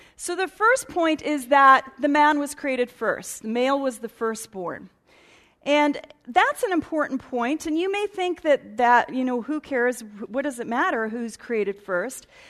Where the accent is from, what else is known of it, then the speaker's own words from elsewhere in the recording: Edmonton, Alberta, Canada; Born and raised in Edmonton